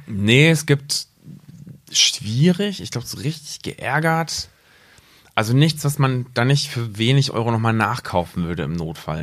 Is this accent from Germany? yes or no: yes; Rinteln, Lower Saxony, Germany; now in Braunschweig, Germany; aus Rinteln.